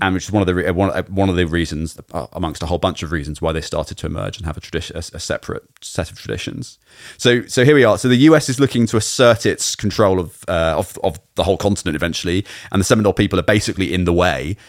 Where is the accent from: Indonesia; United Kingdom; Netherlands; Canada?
United Kingdom; as a Brit growing up